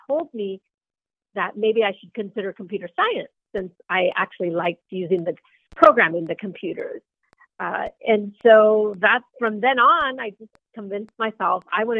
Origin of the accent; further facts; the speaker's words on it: Los Angeles, California, United States; I grew up mainly in the 1980s. My family came to the San Fernando Valley in the 1950s from Mexico.